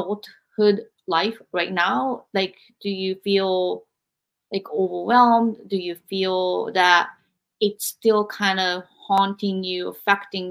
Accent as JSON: {"language": "English", "country": "Japan", "tie": "born or raised there", "moved": "as an adult", "said": "growing up, I was born in 1976 in Japan"}